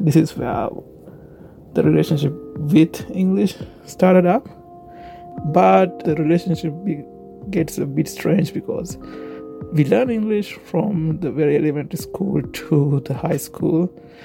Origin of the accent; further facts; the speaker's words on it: Sri Lanka; moved away; I am originally from Sri Lanka, so naturally I'm going to talk about my time back at my homeland.